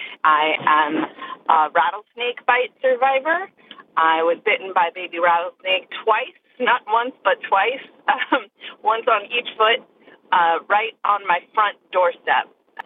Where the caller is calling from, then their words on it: Lafayette, California, United States; I'm calling from Lafayette, California.